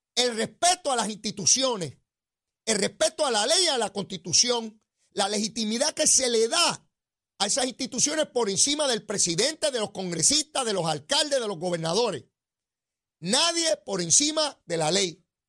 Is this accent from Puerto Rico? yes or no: yes; Puerto Rico; nuestro pueblo de Puerto Rico